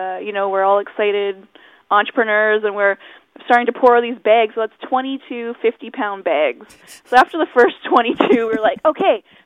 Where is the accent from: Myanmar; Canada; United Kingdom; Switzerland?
Canada; Chilliwack, British Columbia; I'm Chilliwack, born and raised.